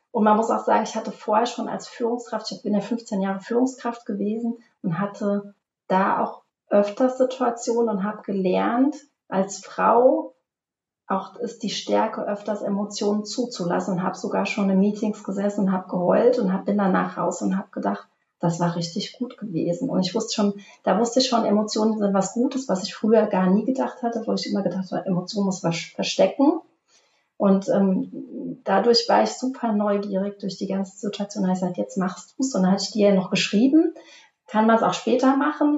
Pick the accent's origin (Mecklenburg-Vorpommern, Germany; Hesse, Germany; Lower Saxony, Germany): Hesse, Germany; Obertiefenbach; komme aus dem schönen Obertietenbach bei Limburg an der Land zwischen Frankfurt und Köln